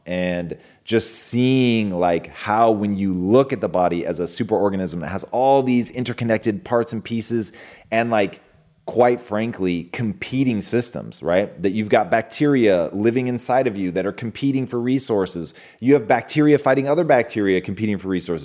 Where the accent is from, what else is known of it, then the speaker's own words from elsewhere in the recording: Pacific Northwest, United States; being a kid growing up in the Pacific Northwest